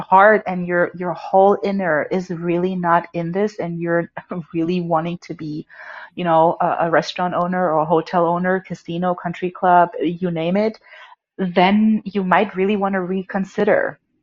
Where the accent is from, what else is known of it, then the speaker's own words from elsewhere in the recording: Germany; moved away; I was born and raised in Germany